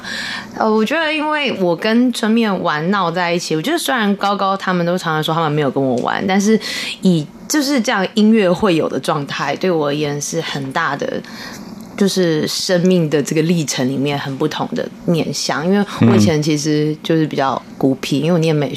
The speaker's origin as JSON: {"language": "Chinese", "region": "New Taipei", "country": "Taiwan", "said": "我新北人，我新北人。"}